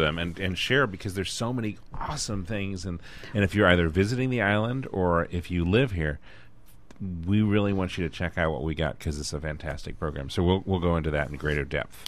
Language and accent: English; Washington, District of Columbia, United States; I come from the Washington D.C. area.